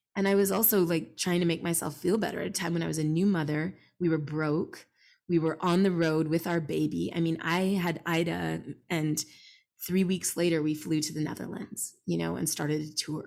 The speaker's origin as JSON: {"language": "English", "town": "Montreal", "region": "Quebec", "country": "Canada", "tie": "born or raised there", "said": "I grew up in Montreal"}